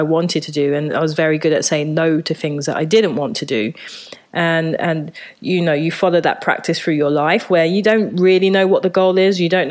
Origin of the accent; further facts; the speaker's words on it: London, United Kingdom; moved away as an adult; also born or lived in Japan; now in New York, United States; I grew up in Southeast London in a place called Thamesmead